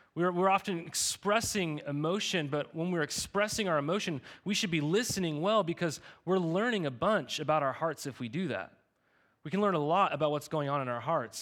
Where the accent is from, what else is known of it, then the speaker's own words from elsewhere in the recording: Montana, United States; moved away; I, I grew up in Montana.